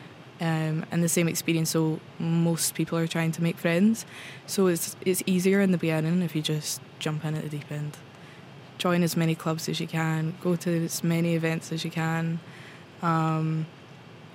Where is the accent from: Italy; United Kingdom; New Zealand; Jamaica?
United Kingdom; Scotland; moved away as an adult; now in Oslo, Norway; I'm from Scotland. I'm here in Oslo for an exchange year